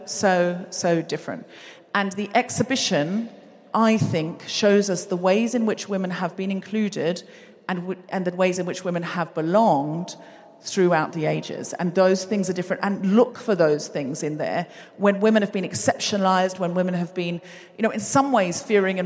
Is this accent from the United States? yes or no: no; Queensland, Australia; I was raised in Queensland